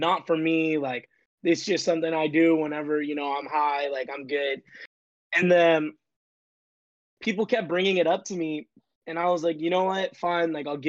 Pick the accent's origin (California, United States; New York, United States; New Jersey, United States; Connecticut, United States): California, United States; Sacramento; I am from Sacramento, California. Shout out NorCal.